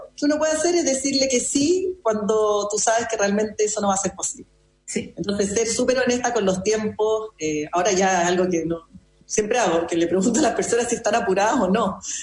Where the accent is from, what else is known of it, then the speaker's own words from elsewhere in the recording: Chile; also born or lived in Madrid, Spain; Acá en Chile